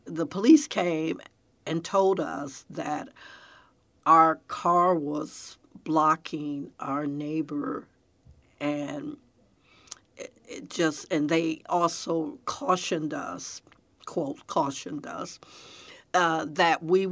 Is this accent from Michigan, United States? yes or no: yes; Detroit, Michigan, United States; also born or lived in Pontiac, Michigan; now in Texas, United States; that's where I grew up in Detroit